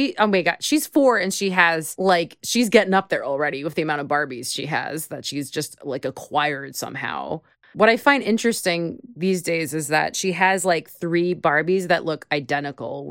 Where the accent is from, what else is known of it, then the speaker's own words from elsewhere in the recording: Long Island, New York, United States; I'm from Long Island